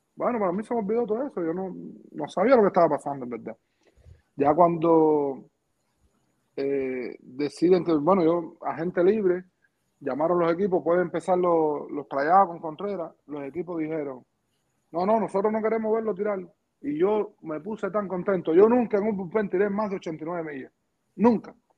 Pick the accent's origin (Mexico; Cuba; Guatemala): Cuba; Pinar del Río; moved away as an adult; yo soy cubano, estoy pidiendo asilo político